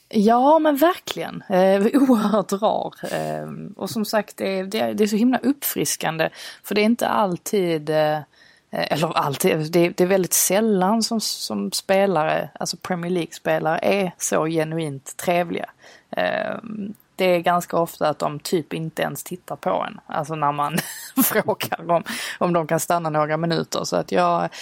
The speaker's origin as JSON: {"language": "Swedish", "country": "Sweden", "said": "jag var svensk"}